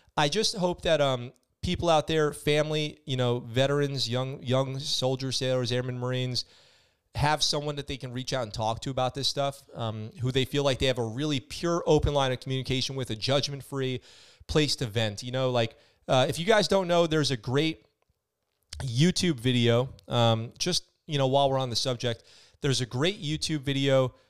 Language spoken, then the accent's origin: English; Poughkeepsie, New York, United States; I'm from Poughkeepsie, New York.